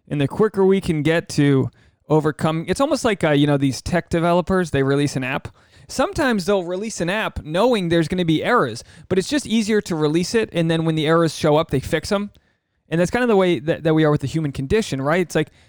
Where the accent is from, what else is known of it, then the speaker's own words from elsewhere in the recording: Rhode Island, United States; now in Los Angeles, United States; I do a solo one, which dives you deep into the mind of … I am a bloke from Rhode Island, living in Los Angeles, and things are working out.